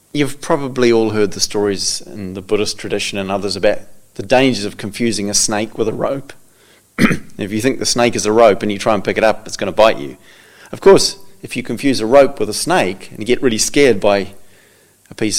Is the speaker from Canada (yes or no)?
no; New Zealand; I come from New Zealand. We don't have snakes in New Zealand